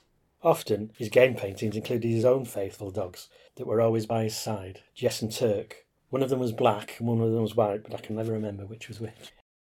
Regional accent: Morecambe, North West England, United Kingdom; I was born and brought up in Morecambe in the 50s and 60s

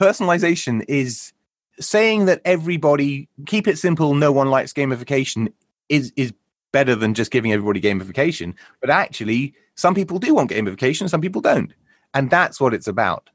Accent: United Kingdom; we're British. We're British guinea pigs

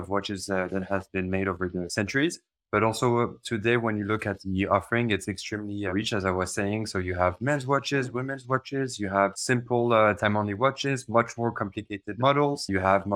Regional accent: Paris, Île-de-France, France; moved away as an adult; now in Switzerland; I've been born and raised in Paris. And 10 years ago, I moved to Switzerland

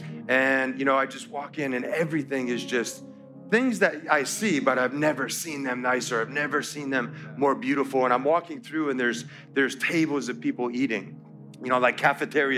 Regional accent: Connecticut, United States; moved away; I'm from Connecticut, and we had seasons

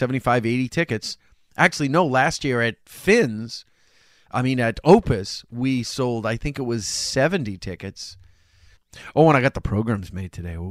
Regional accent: Chelsea, Massachusetts, United States; when I grew up in Chelsea

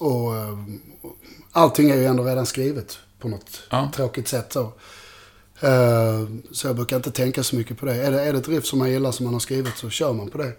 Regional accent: Malmö, Skåne, Sweden; i Malmö där jag är ifrån

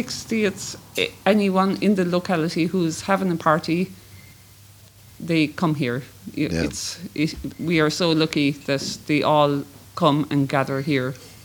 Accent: Ireland; I'm from Cluny.

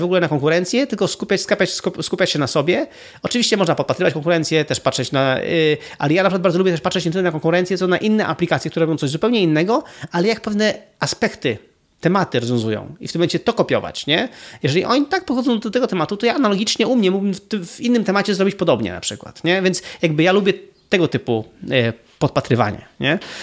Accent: Gdynia, Pomeranian Voivodeship, Poland; moved away as an adult; also born or lived in Warsaw / Spain; jestem w ogóle z Gdyni. To jest, jest moje rodzinne miasto

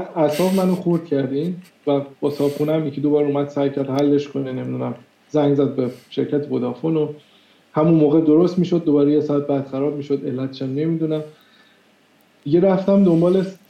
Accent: Iran; moved away as an adult; تو ایران انگلیسی یاد گرفته باشه

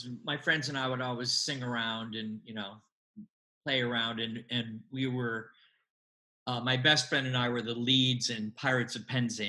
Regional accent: Syracuse, New York, United States; I'm from Syracuse, New York.

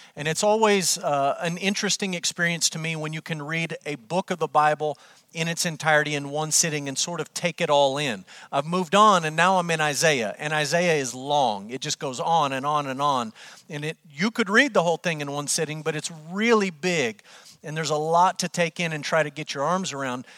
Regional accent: Amarillo, Texas, United States; moved away as an adult; also born or lived in Kentucky; I grew up in Amarillo, Texas. I lived there my entire life until Brooke and I moved to Kentucky so that I could go to seminary.

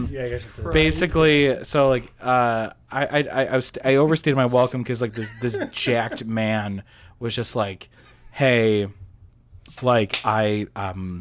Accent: Chicago, Illinois, United States; I'm from Chicago. Way back.

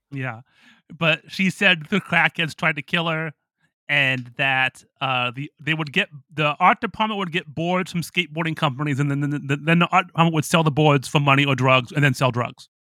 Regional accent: Toledo, Ohio, United States; moved away; also born or lived in Pittsburgh; my hometown in Toledo

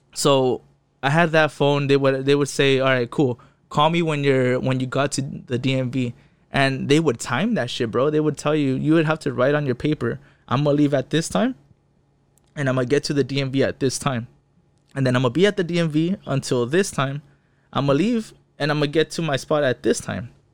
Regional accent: Fontana, California, United States; first language Spanish; English is a second language; also born or lived in West Covina, California; I was born in West Covina, L A County, but I, I grew up in the I E, you know, in an empire

